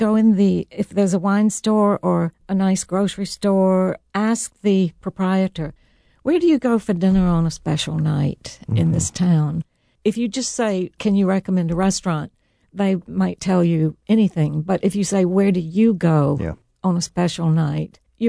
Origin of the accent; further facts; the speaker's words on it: the South, United States; now in Italy; And I grew up in the South, so it's wonderful to cook in both places.